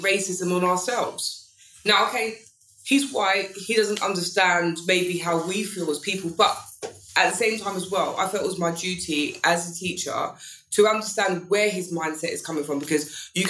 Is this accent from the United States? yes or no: no; London, United Kingdom; also born or lived in Ladbroke Grove; I'm originally from Hackney, but I've been living in Grove for like 20 years.